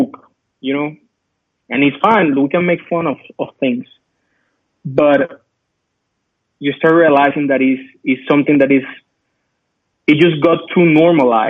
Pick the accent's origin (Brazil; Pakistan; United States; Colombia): Colombia; moved away; I'm from Colombia